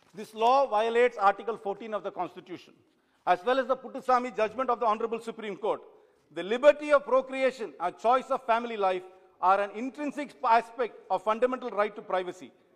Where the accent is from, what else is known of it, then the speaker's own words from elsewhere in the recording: Sivaganga, Tamil Nadu, India; I come from Shivaganga